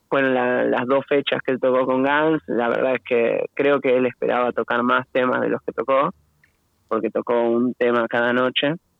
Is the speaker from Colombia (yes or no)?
no; Buenos Aires Province, Argentina; todos de Buenos Aires